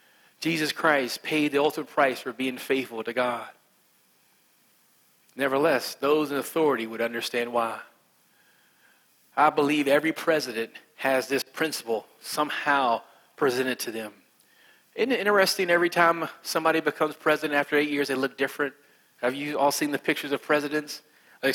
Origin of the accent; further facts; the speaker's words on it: West Virginia, United States; accent: West Virginia; I'm from West Virginia. Because I'm from West Virginia, I'm country, and I have an accent like this. And this is my normal accent.